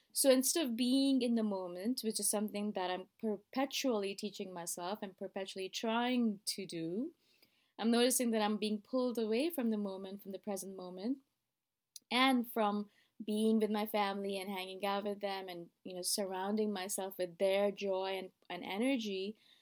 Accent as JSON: {"language": "English", "town": "Toronto", "region": "Ontario", "country": "Canada", "moved": "as an adult", "lives_now": "Thailand", "said": "I am living in Thailand, as you guys know, but I am originally from Toronto."}